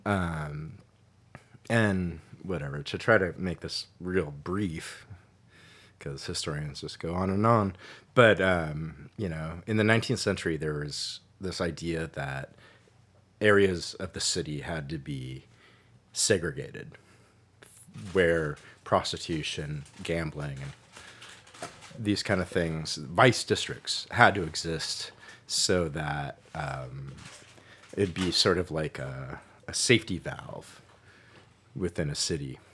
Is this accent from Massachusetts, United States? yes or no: no; Santa Cruz, California, United States; moved away as an adult; also born or lived in Colorado / East Coast / Catskill Mountains, New York; now in San Francisco, United States; I was born in Colorado, but I, uh, grew up in Santa Cruz